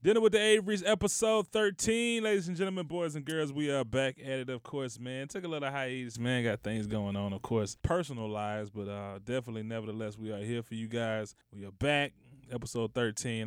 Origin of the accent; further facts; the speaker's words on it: United States; as a American